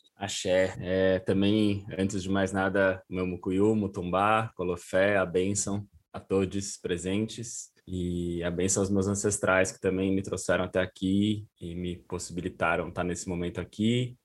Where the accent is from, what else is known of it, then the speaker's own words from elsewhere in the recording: São Paulo, Brazil; fui criado em São Paulo